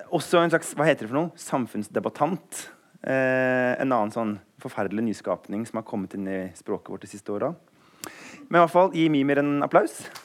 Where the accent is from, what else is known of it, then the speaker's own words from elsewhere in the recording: Eastern Norway, Norway; Jeg er jo østlending